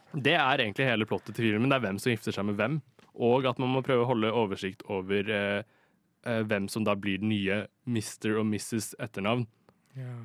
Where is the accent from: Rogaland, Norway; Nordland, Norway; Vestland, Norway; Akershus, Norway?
Akershus, Norway; Lørenskog; moved away as an adult; now in Oslo, Norway; jeg er fra Lørenskog